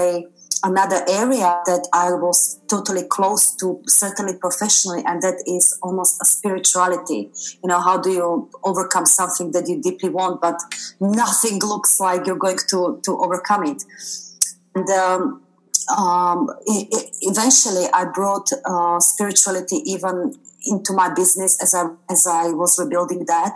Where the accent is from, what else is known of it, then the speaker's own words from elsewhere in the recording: Slovakia; moved away as an adult; now in United Kingdom; Originally, I'm from Slovakia